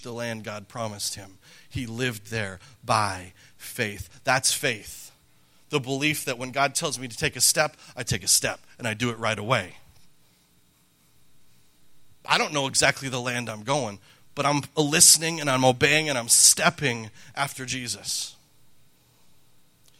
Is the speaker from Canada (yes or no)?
yes; Calgary, Alberta, Canada; moved away; when I was a boy growing up in Canada